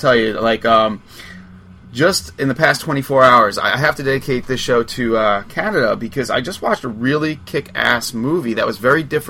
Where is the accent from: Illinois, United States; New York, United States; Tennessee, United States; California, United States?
New York, United States; Long Island; I'm from Long Island